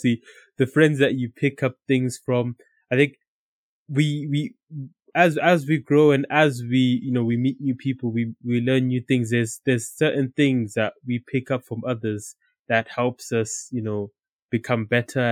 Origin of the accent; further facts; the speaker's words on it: Zimbabwe; now in United Kingdom; growing up in Zimbabwe